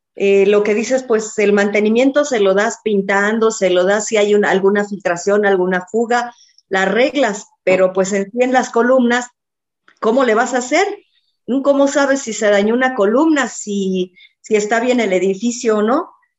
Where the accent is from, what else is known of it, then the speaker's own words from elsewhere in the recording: Mexico; todos tenemos como mexicanos